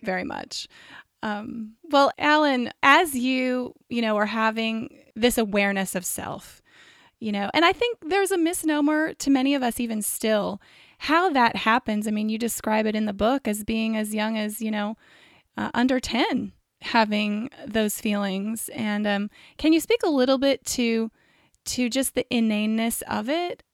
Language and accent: English; Visalia, California, United States; moved away as an adult; now in Southern California, United States; I grew up in Visalia